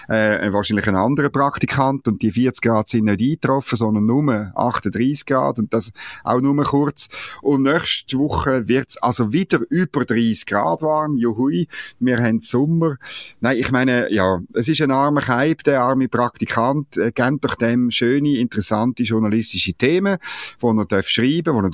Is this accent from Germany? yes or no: no; Switzerland; ich gebe es natürlich zu, als Schweizer kann man nicht anders als den Engländerinnen äh, Daumen drücken